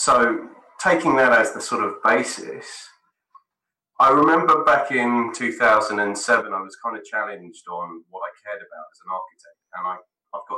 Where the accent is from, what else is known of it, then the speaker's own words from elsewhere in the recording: London, United Kingdom; my parents are Spanish. I was born and raised in London